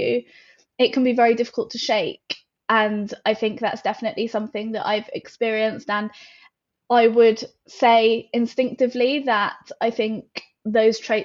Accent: United Kingdom; we are British

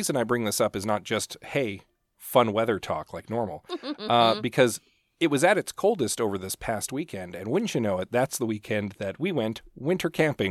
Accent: Canada; We're Canadians and we can handle a little cold.

